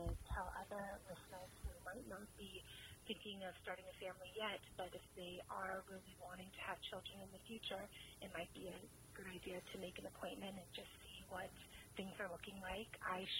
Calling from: Los Angeles, California, United States; I'm calling you from Los Angeles. I just wanted to call in because I am 34 years old

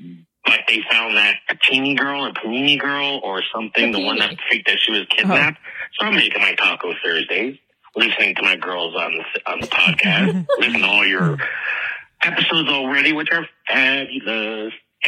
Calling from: Canada; by the way. I'm calling from Canada.

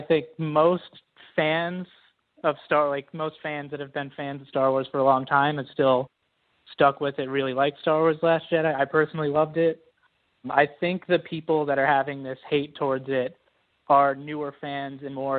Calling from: Georgia, United States; calling from Georgia, United States.

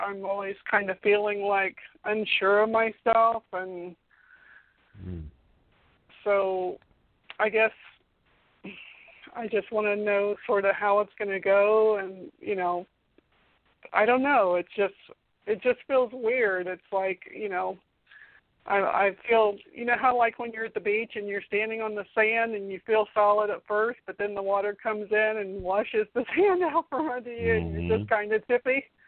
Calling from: Winter Haven, Florida, United States; Hi, it's … from Florida.

